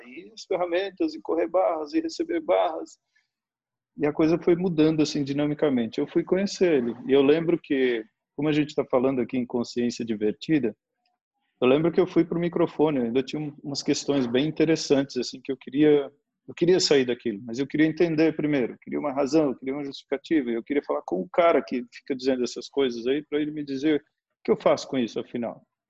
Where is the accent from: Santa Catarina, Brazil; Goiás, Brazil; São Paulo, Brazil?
Santa Catarina, Brazil; also born or lived in Minas Gerais; Nasci em Minas, me mudei aqui para o sul, para Santa Catarina, quando eu tinha cinco para seis anos, né? Minha mãe mudou para cá e praticamente a infância eu vivi aqui